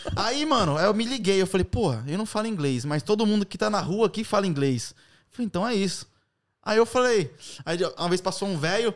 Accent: Brazil; now in London, United Kingdom; sou do Brasil

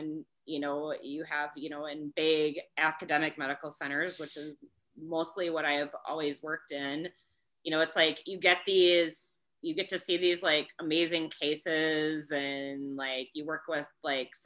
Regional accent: Wisconsin, United States; where I'm working now is very close to my hometown

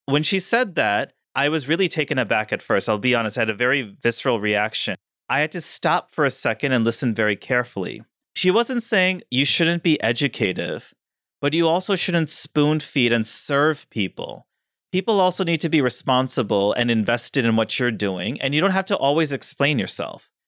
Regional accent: Missouri, United States; now in New Jersey, United States; I'm from Missouri

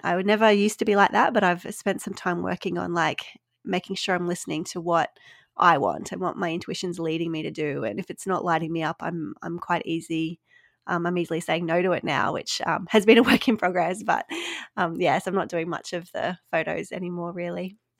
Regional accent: Australia; accent: Australian; listeners might pick up from my accent. I am Australian

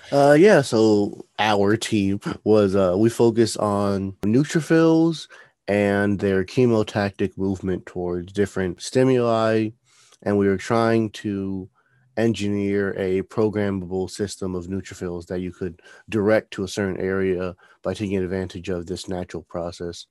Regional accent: New Jersey, United States; moved away; I'm originally from New Jersey

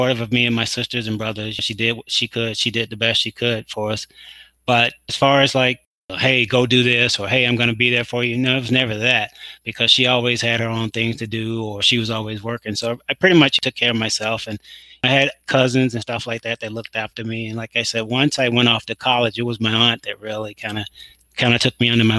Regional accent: Mississippi and Texas, the South, United States; I'm from down south. I grew up in Mississippi and in Texas.

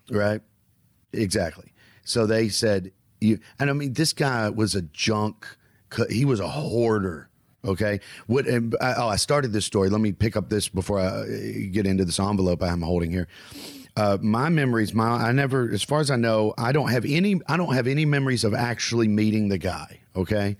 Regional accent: the American South, United States; I'm a Southerner

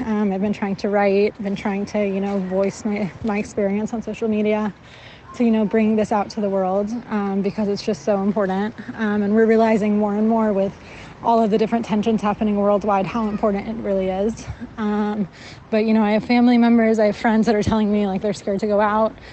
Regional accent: California, United States; moved away as an adult; now in Modiin, Israel; I am from California

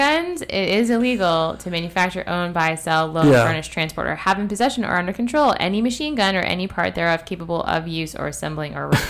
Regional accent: Canada; I'm from Canada. We're not supposed to own guns.

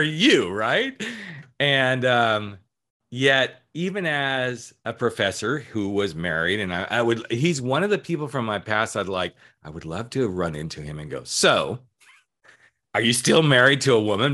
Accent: Colorado, United States; growing up in Colorado

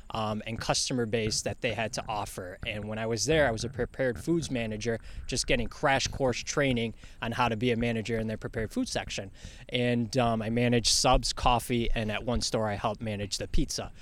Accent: New York City, New York, United States; now in Rochester, United States; I'm from Bronx. It's the Bronx, you know.

